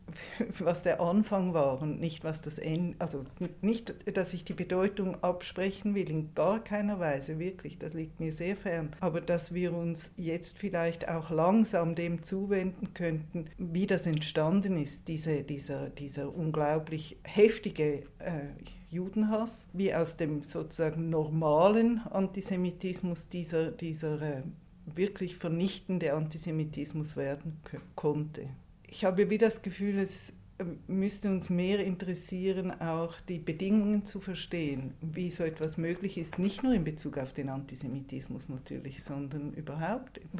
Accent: Switzerland; Wir wissen ja, dass auch als Schweizerin, äh, dass der Wilhelm Tell wahrscheinlich keine historische Figur war

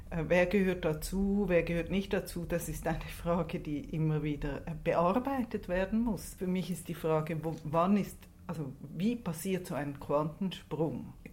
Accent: Switzerland; Wir wissen ja, dass auch als Schweizerin, äh, dass der Wilhelm Tell wahrscheinlich keine historische Figur war

